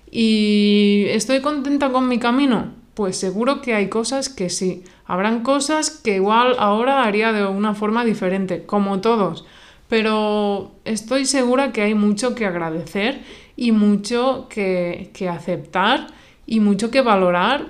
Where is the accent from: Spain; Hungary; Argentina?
Spain; La mayoría somos de España